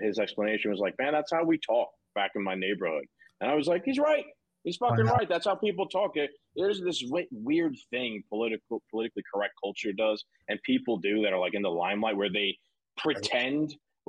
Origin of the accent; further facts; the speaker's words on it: New York City, New York, United States; I grew up in the Bronx.